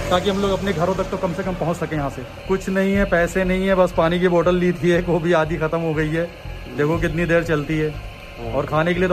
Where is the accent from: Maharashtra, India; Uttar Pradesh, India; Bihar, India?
Uttar Pradesh, India; Ayodhya; अयोध्या का रहने वाला हूँ हाँ तो हम लोग काफ़ी टाइम से यहाँ से जब से ये लॉकडाउन हुआ जब से फंसे हुए थे यहाँ पे